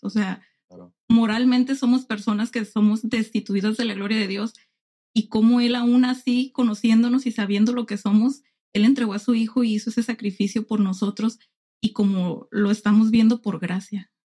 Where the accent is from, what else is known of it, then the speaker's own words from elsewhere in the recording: Tijuana, Baja California, Mexico; also born or lived in Ensenada; nací en Ensenada, crecí en Tijuana